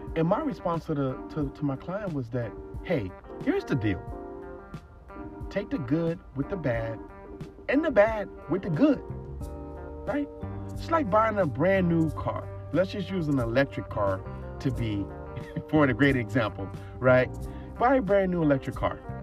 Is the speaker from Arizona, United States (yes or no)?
yes; Phoenix, Arizona, United States; I'm from Phoenix, Arizona, born and raised.